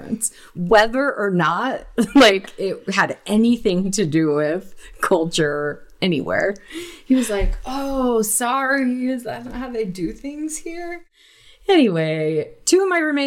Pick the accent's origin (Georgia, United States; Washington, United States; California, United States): California, United States; Huntington Beach; moved away as an adult; also born or lived in Utah; I grew up in Huntington Beach, California.